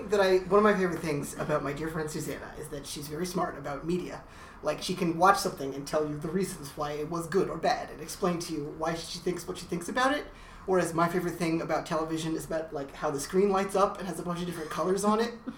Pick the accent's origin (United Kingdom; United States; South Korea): United States; Teaneck, New Jersey; my hometown of Teaneck, New Jersey.